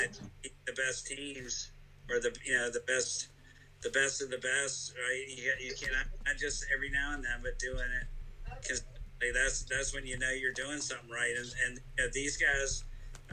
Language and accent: English; Greenville, North Carolina, United States; I'm from Greenville.